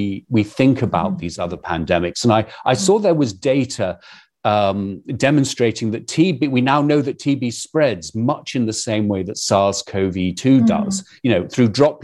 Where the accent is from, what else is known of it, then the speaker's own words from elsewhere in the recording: United Kingdom; accent: British; moved away; given my accent, brings me back to the United Kingdom